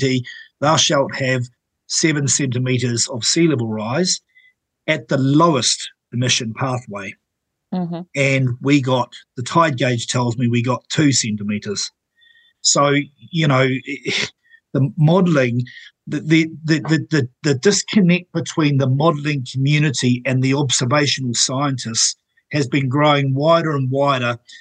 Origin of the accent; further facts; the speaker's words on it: Napier, Hawke's Bay, New Zealand; Where I grew up in Taradale, Napier